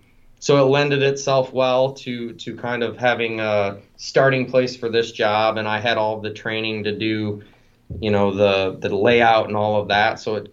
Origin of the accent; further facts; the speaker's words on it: near Cadillac, Michigan, United States; I'm from Misek, so about 30 miles south of Traverse City.